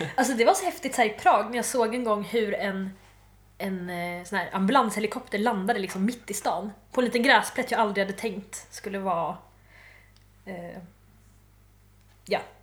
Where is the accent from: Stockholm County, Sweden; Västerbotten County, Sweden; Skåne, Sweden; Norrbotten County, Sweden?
Skåne, Sweden; Malmö; jag är från Malmö